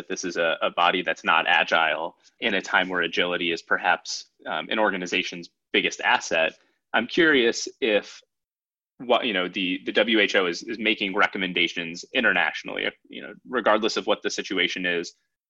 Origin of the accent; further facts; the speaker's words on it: United States; as an American citizen